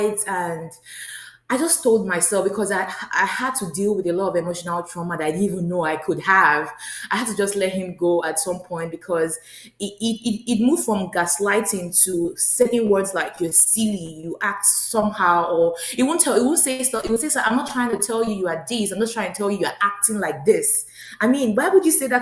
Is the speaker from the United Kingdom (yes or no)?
no; Nigeria; moved away as an adult; now in United States; I'm originally from Nigeria